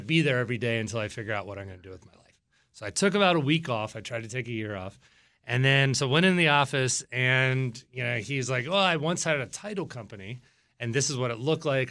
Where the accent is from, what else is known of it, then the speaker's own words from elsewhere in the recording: Virginia Beach, Virginia, United States; now in Northern Virginia, United States; I'm from Virginia Beach, Virginia.